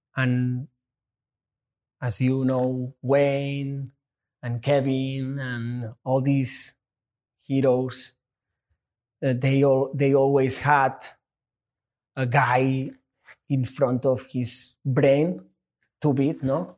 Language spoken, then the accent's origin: English; Catalonia, Spain; English is a second language; moved away as an adult; now in United States; I'm a Spanish, but I'm American too